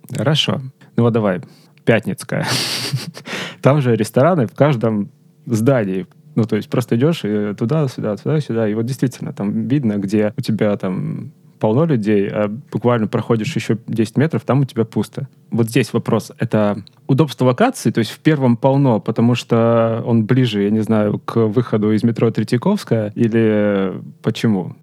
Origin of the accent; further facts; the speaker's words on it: Rostov-on-Don, Rostov Oblast, Russia; я из Ростова